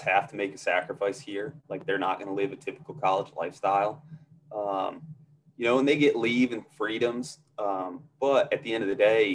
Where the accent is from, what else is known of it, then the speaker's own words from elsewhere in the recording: Northeast, United States; moved away as an adult; growing up in the Northeast